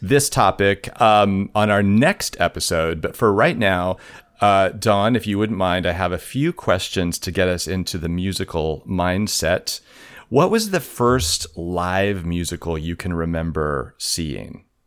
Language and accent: English; Southwest Kansas, United States; I grew up in Southwest Kansas, like tornado country